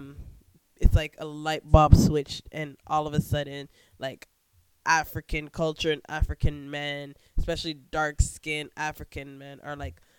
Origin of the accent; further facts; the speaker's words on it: Jamaica; we Jamaican women